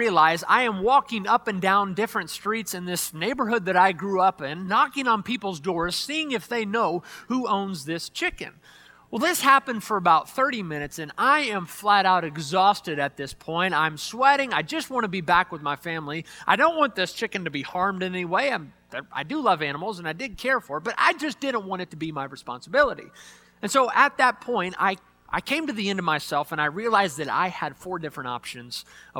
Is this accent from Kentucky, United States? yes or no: yes; Louisville, Kentucky, United States; moved away; back in the town that I grew up in over in Louisville, Kentucky